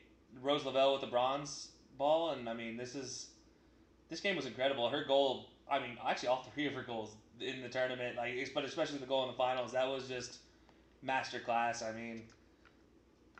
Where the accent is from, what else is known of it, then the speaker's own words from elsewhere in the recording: United States; as an American